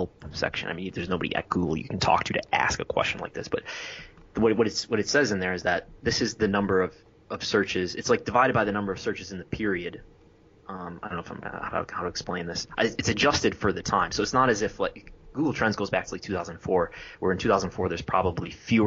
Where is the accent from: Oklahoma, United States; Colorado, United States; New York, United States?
New York, United States; Western; I'm from Western New York